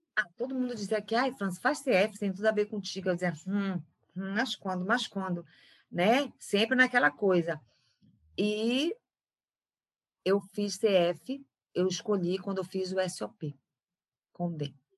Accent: Belém, Pará, Brazil; also born or lived in São Paulo; Sou de Belém do Pará, do norte do Brasil, nasci aqui.

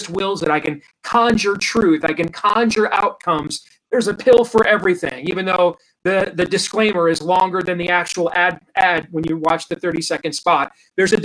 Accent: Iowa, United States; my home state of Iowa

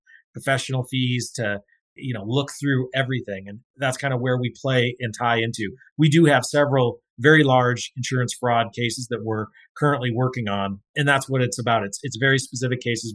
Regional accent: North Dakota, United States; I grew up in North Dakota

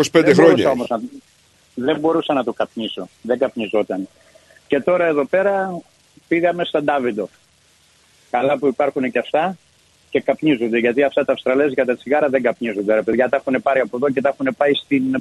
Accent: Greece; moved away as an adult; also born or lived in Athens; Λοιπόν, από εκεί μετά ε, μεγαλώνοντας, πηγαίνοντας στην Αθήνα, ήμουν 15 ε, για σχολείο.

